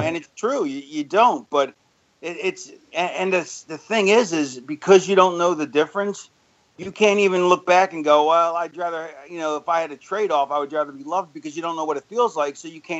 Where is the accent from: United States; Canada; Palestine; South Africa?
United States; Florida; also born or lived in Philadelphia; I grew up in Florida. I was born in Philly and lived there till I was 9.